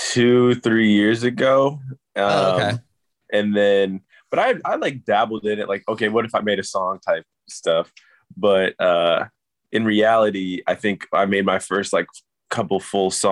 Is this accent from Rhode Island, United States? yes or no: no; Chicago, Illinois, United States; also born or lived in Torrance / Oregon / Los Angeles; Yeah, I was born in Torrance, uh, LA, and then um, then I moved up to Oregon for five years, and then I moved to Chicago for six years, and moved back to LA for like eight years.